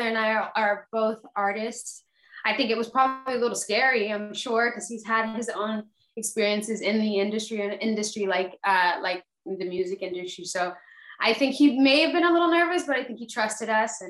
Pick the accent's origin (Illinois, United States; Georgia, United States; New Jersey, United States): Georgia, United States; Fayetteville; also born or lived in Atlanta, Georgia; I live in Fayetteville, Georgia.